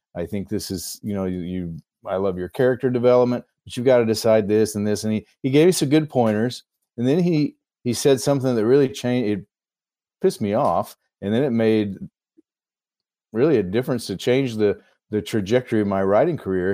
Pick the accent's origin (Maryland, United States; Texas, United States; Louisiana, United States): Texas, United States; moved away as an adult; also born or lived in Idaho; now in Eagle River, United States; I'm originally from Texas